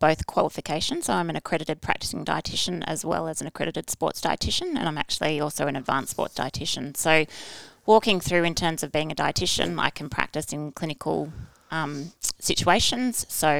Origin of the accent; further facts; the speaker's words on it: Brisbane, Queensland, Australia; born there; also born or lived in United States / Canberra; I was born in Brisbane, moved to America, back to Brisbane, to Canberra, to America, Brisbane, and then I chose to go to boarding school to finish off my high school because Dad got another posting